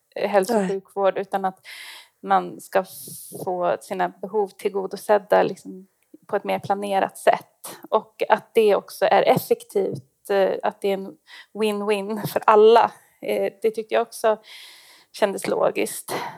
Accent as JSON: {"language": "Swedish", "town": "Stockholm", "region": "Stockholm County", "country": "Sweden", "moved": "as an adult", "lives_now": "Gällivare, Sweden", "said": "jag är stockholmare faktiskt"}